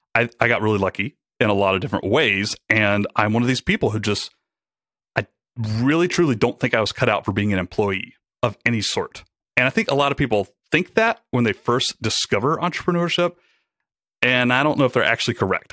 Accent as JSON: {"language": "English", "town": "Rome", "region": "Georgia", "country": "United States", "tie": "born or raised there", "also_born_or_lived": "Atlanta, Georgia", "moved": "as an adult", "said": "I took a job with a startup back in my hometown, uh, Rome, Georgia"}